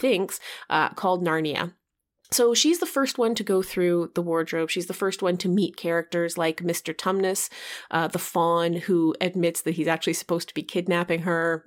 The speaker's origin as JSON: {"language": "English", "country": "Canada", "tie": "born or raised there", "said": "growing up in Canada"}